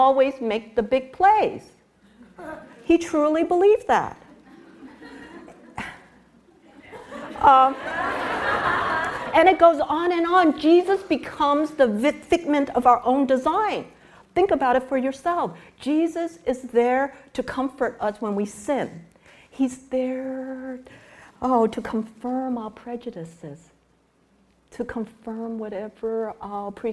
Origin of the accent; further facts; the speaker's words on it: New York City, New York, United States; moved away as an adult; also born or lived in Dallas, Texas / Chicago; now in California, United States; I was growing up in New York City